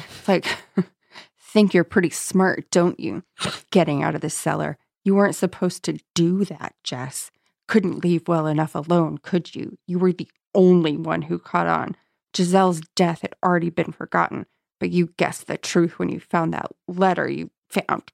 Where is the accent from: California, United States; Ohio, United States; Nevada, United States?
California, United States; San Diego; I'm from San Diego